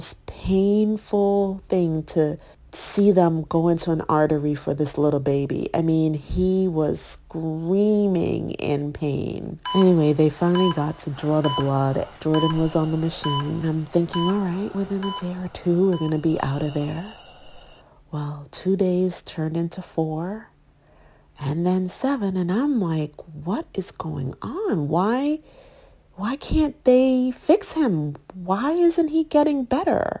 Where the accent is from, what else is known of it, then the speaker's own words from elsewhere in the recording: Jamaica; now in United States; I grew up in Jamaica, West Indies, and that was a big part of our life.